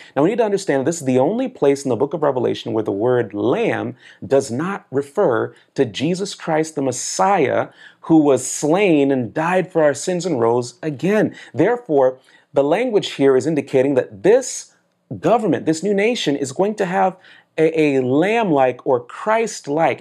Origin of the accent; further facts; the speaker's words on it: South Florida, United States; also born or lived in Manhattan, New York / Brooklyn, New York; I was born in Manhattan, New York. I was raised in Brooklyn, New York. I grew up in South Florida